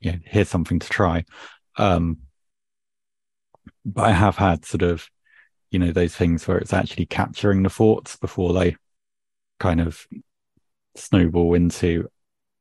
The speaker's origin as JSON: {"language": "English", "country": "United Kingdom", "said": "being British"}